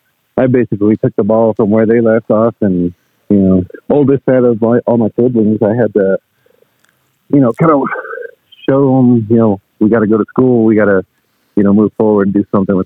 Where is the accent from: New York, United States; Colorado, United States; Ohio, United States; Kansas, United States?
Colorado, United States; Denver; I was born in Denver.